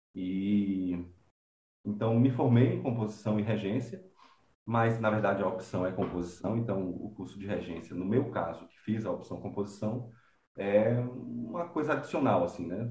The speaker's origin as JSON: {"language": "Portuguese", "town": "Conceição do Coité", "region": "Bahia", "country": "Brazil", "tie": "born or raised there", "also_born_or_lived": "Salvador, Bahia", "said": "eu nasci na capital da Bahia, em Salvador, mas fui criado no interior"}